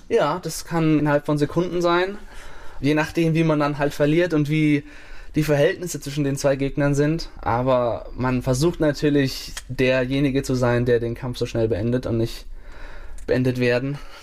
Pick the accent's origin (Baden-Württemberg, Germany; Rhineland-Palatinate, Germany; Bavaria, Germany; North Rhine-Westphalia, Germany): Bavaria, Germany; moved away; es ist ein kleines Dorf gewesen, wo ich aufgewachsen bin